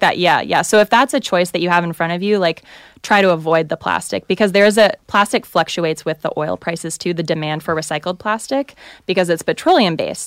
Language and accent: English; the South, United States; I'm from the South